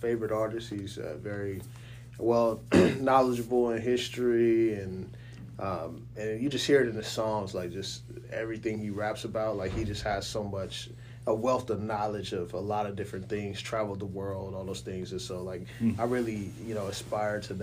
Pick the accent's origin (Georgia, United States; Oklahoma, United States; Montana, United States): Oklahoma, United States; Oklahoma City; also born or lived in Kitsap County, Washington; now in Washington, United States; We're originally from Oklahoma City, but I live in, you know, Washington